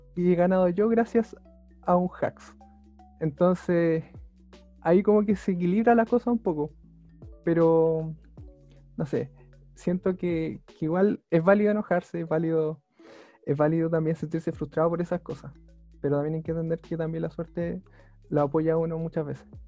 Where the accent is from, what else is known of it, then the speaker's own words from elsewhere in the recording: Talca, Maule, Chile; soy de Talca, eh, nací allá y he vivido toda mi vida acá